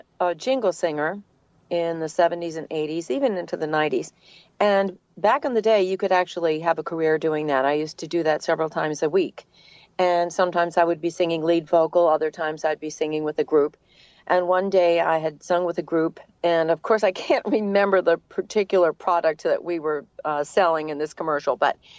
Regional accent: New England, United States; accent: New England; now in Atlanta, United States; So it was very fortunate that I lost my New England accent. And then I've been in Atlanta for a very long time.

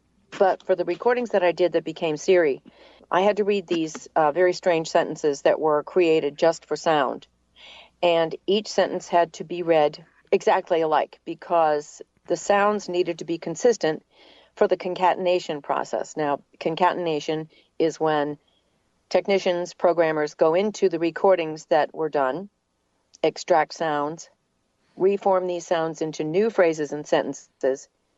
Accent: New England, United States; accent: New England; now in Atlanta, United States

